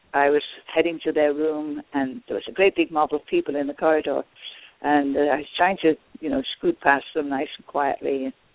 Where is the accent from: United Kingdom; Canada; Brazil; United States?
United Kingdom; I'm, I'm British